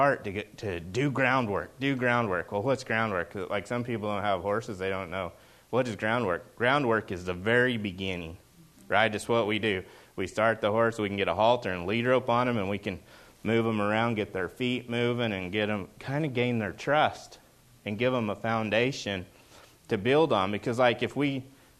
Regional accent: Oklahoma, United States; moved away as an adult; now in Seattle area, United States; I grew up in Oklahoma

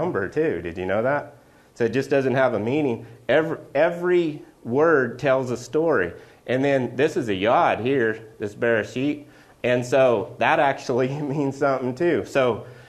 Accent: Oklahoma, United States; I'm from Oklahoma.

